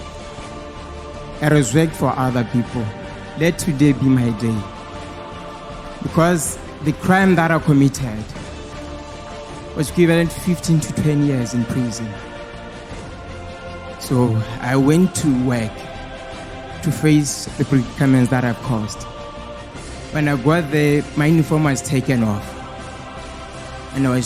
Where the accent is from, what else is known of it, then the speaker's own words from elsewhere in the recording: Botswana; from Botswana